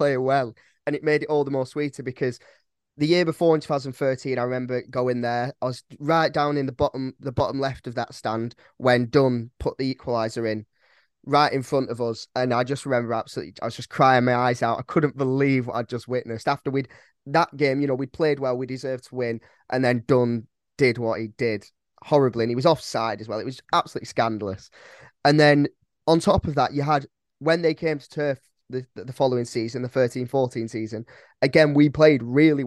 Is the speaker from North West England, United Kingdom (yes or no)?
yes; Blackburn, North West England, United Kingdom; also born or lived in Whalley / Clitheroe; now in Bath, United Kingdom; I was born in Blackburn Hospital